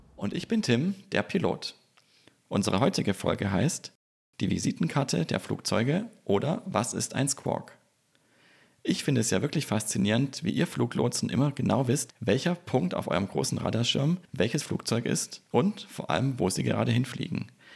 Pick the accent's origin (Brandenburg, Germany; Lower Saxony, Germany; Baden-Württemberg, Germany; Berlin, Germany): Baden-Württemberg, Germany; Swabia, foot of the Swabian Jura on the Neckar; now in Bergstraße, Germany; Ich bin gebürtiger Schwabe am Fuße der Schwäbischen Alb und am schönen Neckar vor 40 Jahren geboren, wohne aber inzwischen in Südhessen an der schönen Bergstraße.